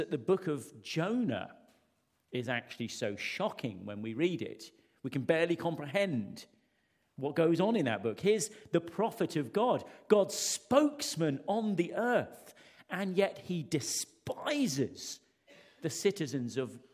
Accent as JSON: {"language": "English", "country": "United Kingdom", "said": "our DNA as British people."}